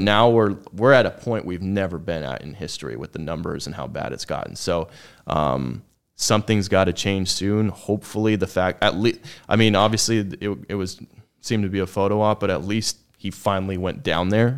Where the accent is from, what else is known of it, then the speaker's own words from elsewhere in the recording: Orange County, Southern California, United States; also born or lived in Texas; I was born and raised in SoCal, but down in Orange County